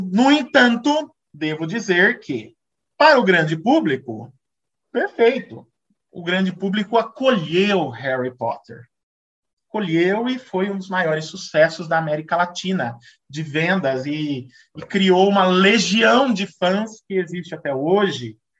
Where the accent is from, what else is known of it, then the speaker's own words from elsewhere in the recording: Brazil; como brasileiro